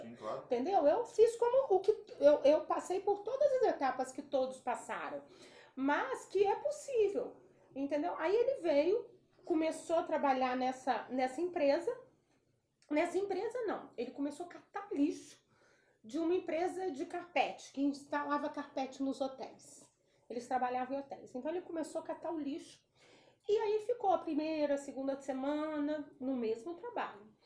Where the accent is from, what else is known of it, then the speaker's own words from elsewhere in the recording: Espírito Santo, Brazil; moved away as an adult; now in United States; Eu não sou mineira, eu sou capixaba